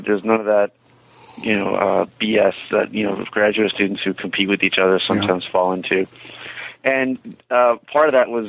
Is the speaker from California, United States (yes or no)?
no; Philadelphia, Pennsylvania, United States; I'm originally from the Philadelphia area, and I went to St. Joseph's University when it was still mostly a school for commuters.